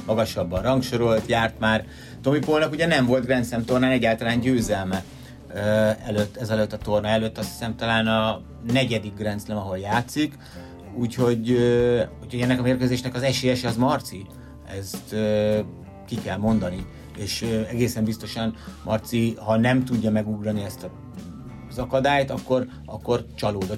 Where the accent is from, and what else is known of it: Hungary